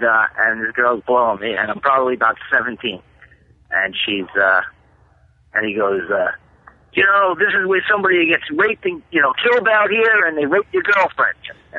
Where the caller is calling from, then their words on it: Staten Island, New York, United States; Yeah, from Staten Island.